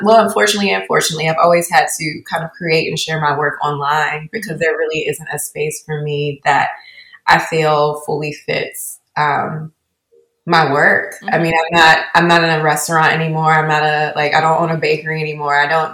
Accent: Baltimore, Maryland, United States; also born or lived in Essex, Maryland; Yeah, I grew up here in Baltimore, Maryland. And more specifically, I grew up splitting my time between the Northwood neighborhood of Baltimore City in Lock Raven, and also in the suburbs in Essex, Maryland.

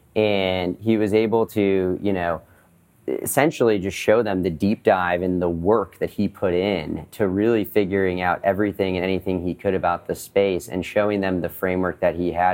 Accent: Boston, Massachusetts, United States; I'm from Boston originally, and I grew up in a family of entrepreneurs

